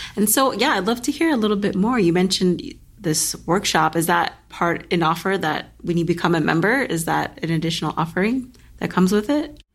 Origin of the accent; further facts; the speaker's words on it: Los Angeles, California, United States; I'm born and raised in L A as well